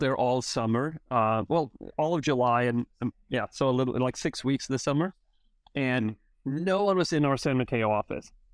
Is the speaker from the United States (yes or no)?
no; Sweden; moved away; I, I grew up in Sweden